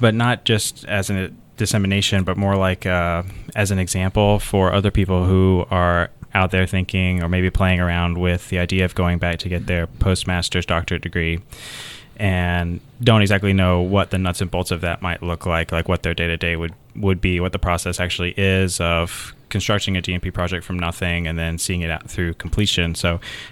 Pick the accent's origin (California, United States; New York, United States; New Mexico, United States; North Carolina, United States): North Carolina, United States; Willow Springs; I'm originally from a little small town outside of Raleigh, North Carolina, that nobody's ever heard